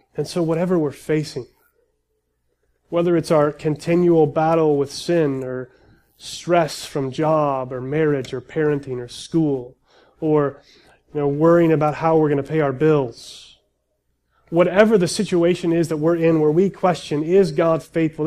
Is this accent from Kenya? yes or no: no; United States; as American Christians